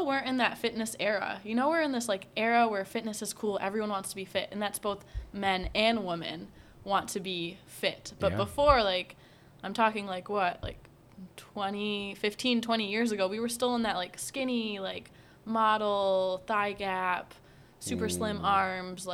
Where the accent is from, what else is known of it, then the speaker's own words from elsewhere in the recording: United States; I'm raised in America